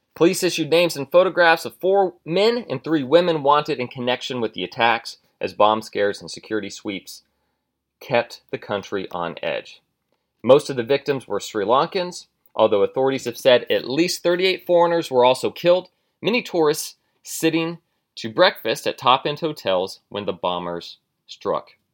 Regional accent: United States; I'm an American.

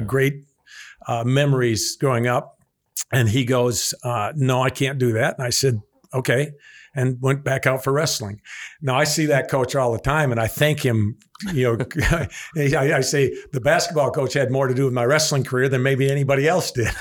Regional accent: Evansville, Wisconsin, United States; born or raised there

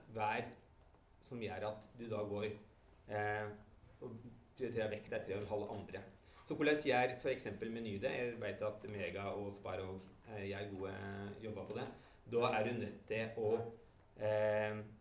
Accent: Innlandet, Norway; Innlandet, der jeg kommer fra

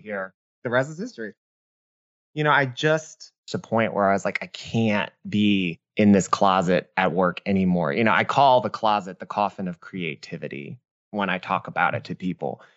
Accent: New Orleans, Louisiana, United States; I was born and raised in New Orleans.

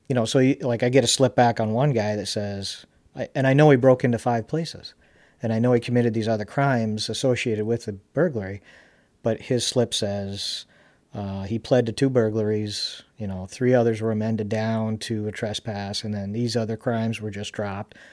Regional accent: Charlotte, North Carolina, United States; one of the fondest memories I have of us growing up in Charlotte and going to CCS

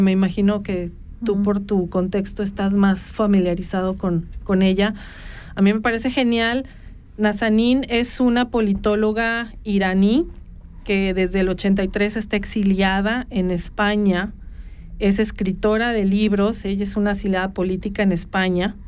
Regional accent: Mexico; moved away; los que venimos de México y las latitudes latinoamericanas

